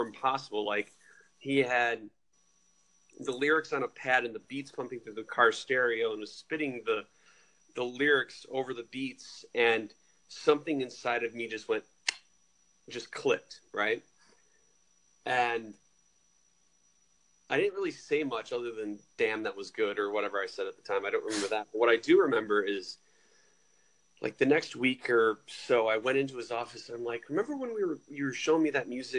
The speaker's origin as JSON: {"language": "English", "town": "Rockford", "region": "Illinois", "country": "United States", "tie": "born or raised there", "said": "I'm from Rockford, Illinois"}